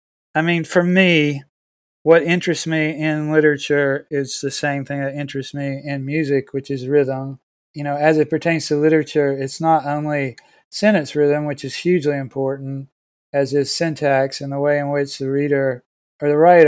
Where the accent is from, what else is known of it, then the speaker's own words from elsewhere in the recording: Siler City, North Carolina, United States; born there; I was born in Siler City.